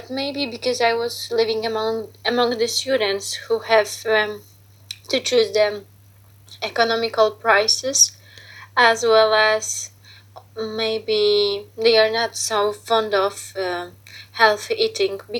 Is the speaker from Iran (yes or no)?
no; Poland; also born or lived in Portugal; I'm from Poland. I was so lucky that I could live for half of the year in Portugal.